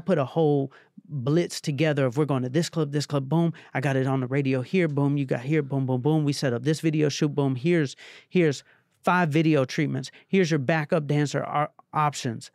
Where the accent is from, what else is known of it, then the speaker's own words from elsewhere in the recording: Atlanta, Georgia, United States; I'm from Atlanta